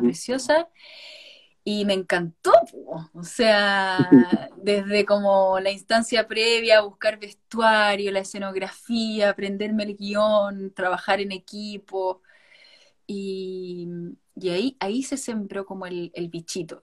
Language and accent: Spanish; Chile; now in Spain; todos los intérpretes somos chilenos